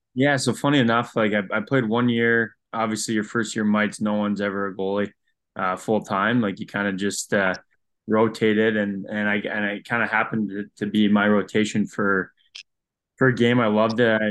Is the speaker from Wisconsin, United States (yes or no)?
yes; Green Bay, Wisconsin, United States; I grew up obviously in Green Bay, played for the Junior Gamblers